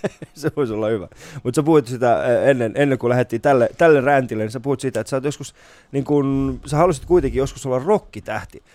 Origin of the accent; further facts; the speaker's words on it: Vantaa, Uusimaa, Finland; mä oon Hakunilasta, niin Hakunilla on Suomen ainoa katuuskottavin paikka